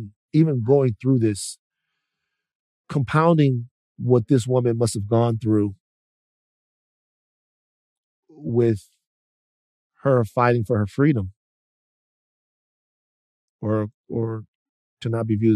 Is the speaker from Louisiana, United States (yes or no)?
yes; Louisiana, United States; I'm from Louisiana, home of the Creoles